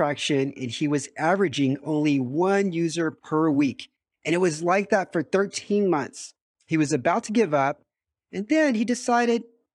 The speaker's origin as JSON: {"language": "English", "country": "United States", "moved": "yes", "lives_now": "Romania", "said": "I'm also an American expat living in Romania"}